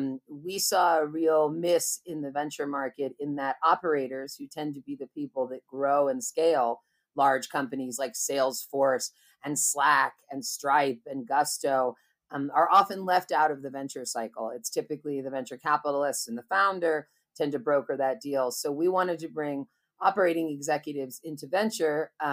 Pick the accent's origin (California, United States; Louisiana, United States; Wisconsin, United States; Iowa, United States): California, United States; Berkeley; And so I grew up in Berkeley, California, and went to college and everything.